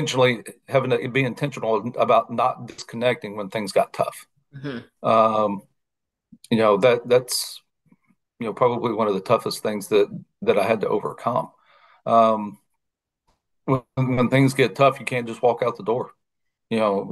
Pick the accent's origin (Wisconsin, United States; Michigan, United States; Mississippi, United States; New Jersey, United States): Mississippi, United States; I was from Mississippi